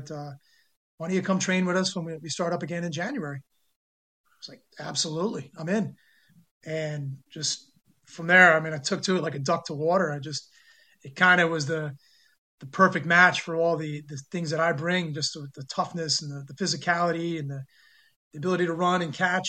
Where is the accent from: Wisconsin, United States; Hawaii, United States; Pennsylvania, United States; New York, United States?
New York, United States; moved away as an adult; also born or lived in South Korea; growing up in New York